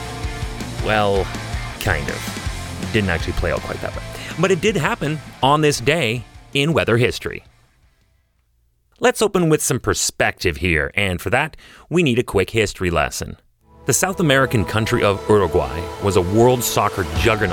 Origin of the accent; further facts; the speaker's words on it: Canada; I'm a Canadian